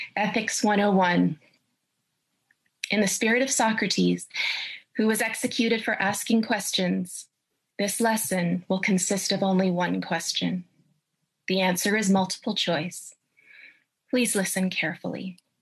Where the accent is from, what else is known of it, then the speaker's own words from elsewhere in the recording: Canada; I'm a professor of ethics and I'm a Canadian